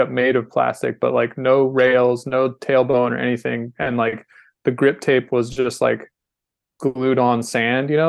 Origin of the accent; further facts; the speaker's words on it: North Carolina, United States; I'm from North Carolina